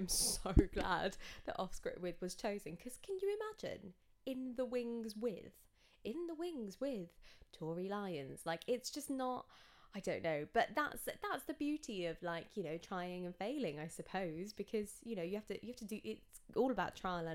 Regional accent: England, United Kingdom; I am English, born and bred

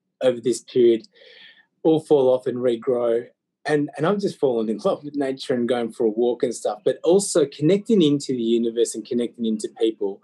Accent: Australia; I was born and blessed in Aussie

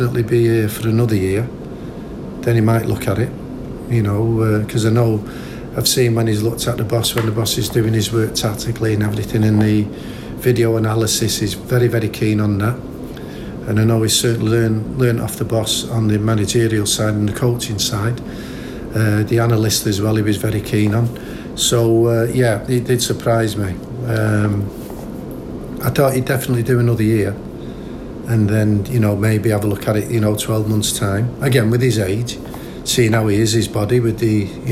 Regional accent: Manchester, North West England, United Kingdom; being a Manchester lad and living so close to the city centre where I was born in Colliers

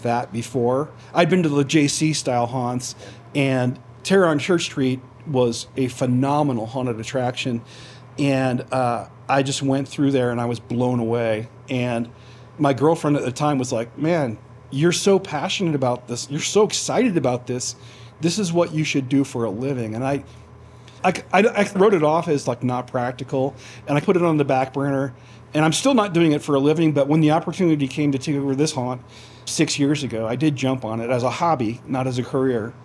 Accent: Florida, United States; now in Idaho Falls, United States; I grew up in Florida

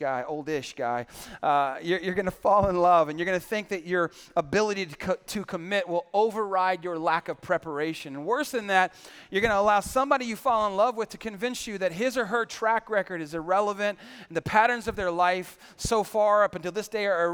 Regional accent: San Antonio, Texas, United States; I grew up in San Antonio

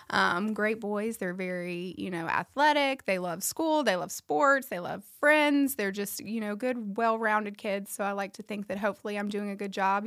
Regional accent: Memphis, Tennessee, United States; moved away as an adult; now in Nashville, United States; I'm not from this area. I grew up in Memphis

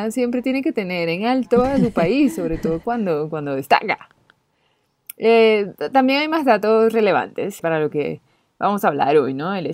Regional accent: Chile; Generalmente estoy muy orgullosa de ser chilena.

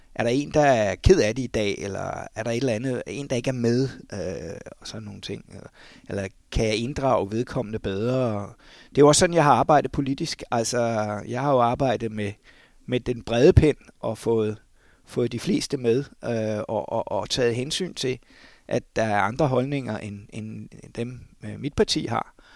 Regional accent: Lyngby, Capital Region of Denmark, Denmark; moved away; jeg kommer jo fra Lømpe Torbæk Kommune oprindeligt

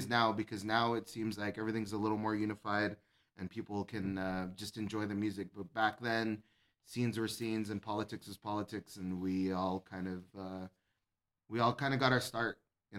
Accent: El Paso, Texas, United States; we grew up in Central El Paso, heavy metal, punk rock kids

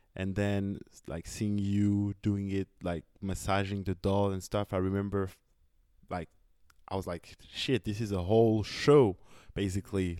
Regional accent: France; I'm from France

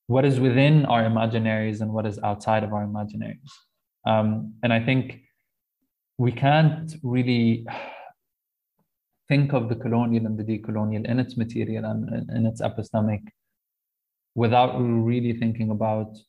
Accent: Lebanon; growing up in Lebanon and kind of mostly going through education there

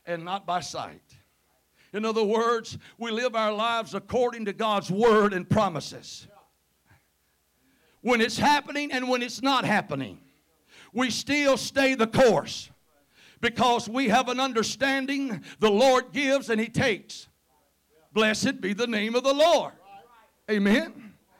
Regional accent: Covington County, Mississippi, United States; accent: Mississippi; moved away as an adult; now in Tippah County, United States; I'm originally from Covington County, need I say more? Live up there in Tippah County. We first moved up there 33 years ago

